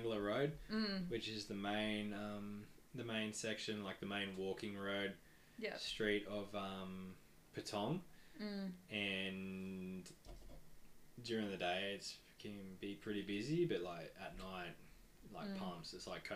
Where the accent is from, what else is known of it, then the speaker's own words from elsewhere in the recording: Australia; "You Aussie?" And I'm like, yeah